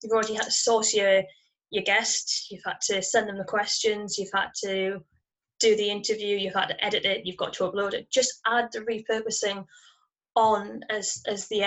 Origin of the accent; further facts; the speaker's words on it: United Kingdom; accent: northern; my northern accent.